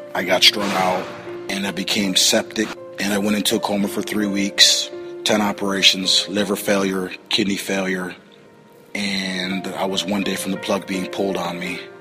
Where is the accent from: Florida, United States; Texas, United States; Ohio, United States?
Ohio, United States; Toledo; I'm from Toledo, Ohio. I was brought up in a very good home.